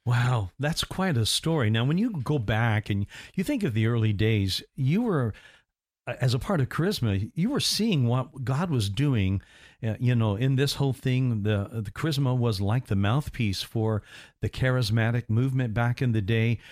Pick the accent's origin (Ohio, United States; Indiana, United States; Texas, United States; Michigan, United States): Indiana, United States; Evansville; moved away as an adult; now in Orlando, United States; I'm from Evansville, Indiana